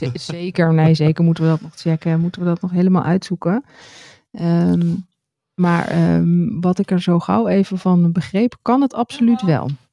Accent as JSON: {"language": "Dutch", "country": "Netherlands", "said": "dat we uit Nederland komen."}